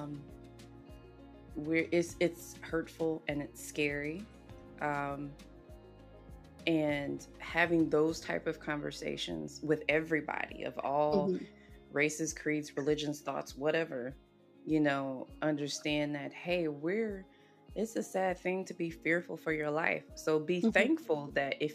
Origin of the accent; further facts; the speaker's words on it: South Carolina, United States; growing up, I grew up in South Carolina